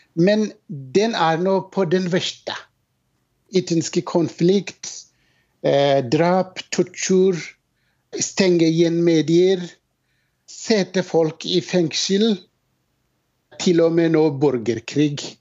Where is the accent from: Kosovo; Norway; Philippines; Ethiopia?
Ethiopia; moved away